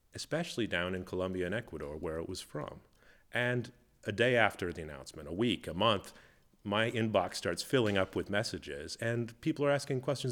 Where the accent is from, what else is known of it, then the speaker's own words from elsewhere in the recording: Minnesota, United States; I grew up in Minnesota, uh, in the United States, uh, the, the northern part up north near Canada